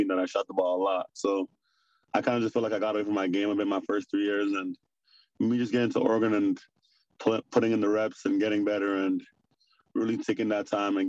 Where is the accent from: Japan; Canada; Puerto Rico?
Canada; Toronto, Ontario; also born or lived in Benin City, Nigeria; I'm from Nigeria, Benin City. I lived in Canada most of my life in Toronto, Rexdale